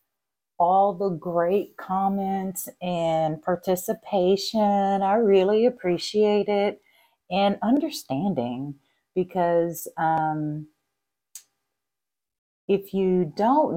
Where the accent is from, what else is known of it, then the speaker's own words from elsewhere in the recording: Texas, United States; I'm Texan